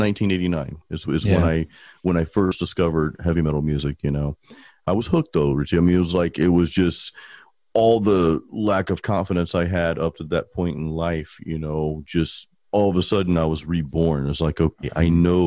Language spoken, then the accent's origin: English; Pensacola, Florida, United States; now in Tampa, United States; I was actually born and raised in Pensacola